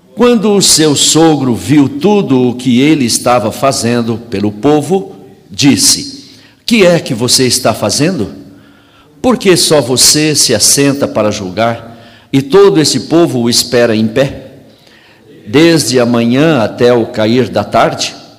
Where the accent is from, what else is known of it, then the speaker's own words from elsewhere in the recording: São Paulo, Brazil; Eu morei em São Paulo, cresci em São Paulo, pastoreei em São Paulo muito tempo